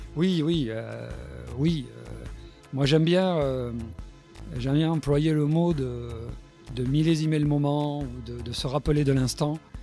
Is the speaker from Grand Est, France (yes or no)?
no; Bordeaux, Nouvelle-Aquitaine, France; je suis né à Bordeaux. J'aime bien dire que je suis gascon.